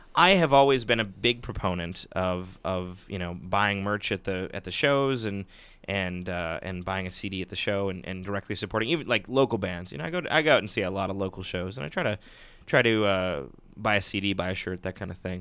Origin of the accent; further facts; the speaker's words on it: Superior, Wisconsin, United States; now in Madison, United States; my parents would oftentimes drive me all the way down from my hometown, which is superior